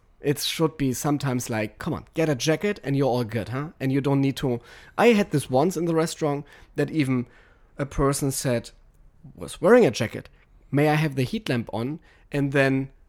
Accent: Germany; I apologize as a German right here.

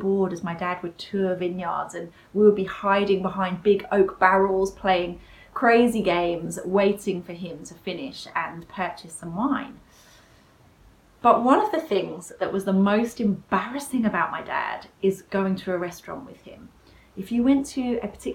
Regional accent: United Kingdom; we're British

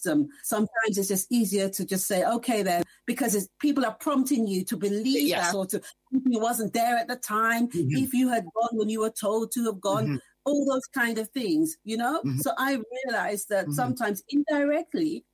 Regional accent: England, United Kingdom; I remember when I was growing up in the 70s in England

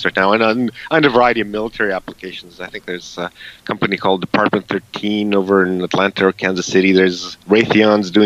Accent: Canada; I'm from Canada

